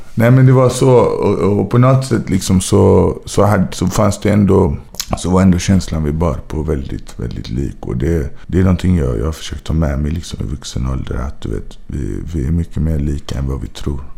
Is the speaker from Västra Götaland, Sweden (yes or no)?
yes; Gothenburg, Västra Götaland, Sweden; moved away as an adult; also born or lived in Majorna / Bergsjön / Angered; jag tror det var på Sahlgrenska. Det var här i Göteborg